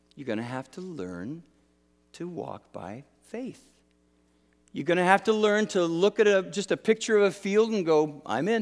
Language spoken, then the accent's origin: English; Canada; I'm Canadian